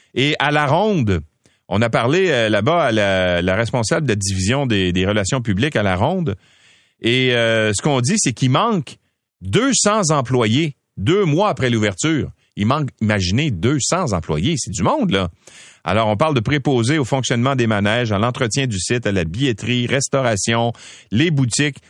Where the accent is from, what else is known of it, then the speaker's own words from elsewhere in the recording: Quebec, Canada; chez nous au Québec